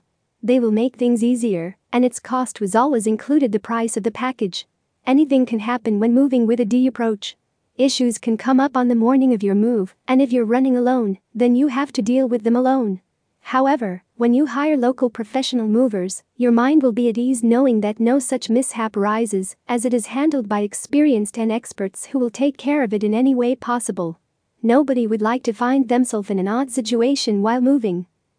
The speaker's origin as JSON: {"language": "English", "town": "Rockville", "region": "Maryland", "country": "United States", "said": "from Rockville, Maryland, USA."}